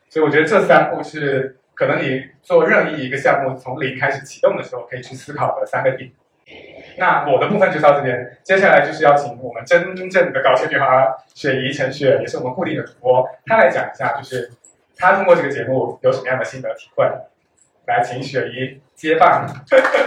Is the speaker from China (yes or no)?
yes; Fujian, China; accent: Fujian; 我有两个姐的亲姐姐啊，因为我是福建人，跟口音有一点点福建口音啊，所以福建家庭很典型的就是不会有独生子女